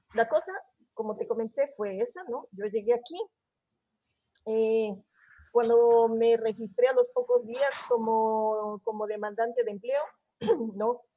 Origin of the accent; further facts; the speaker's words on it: Ecuador; moved away as an adult; also born or lived in Barcelona area, Spain; now in Spain; soy de Ecuador